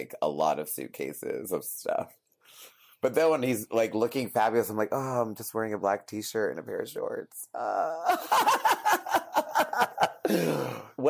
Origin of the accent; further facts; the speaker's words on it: New England, United States; I'm from New England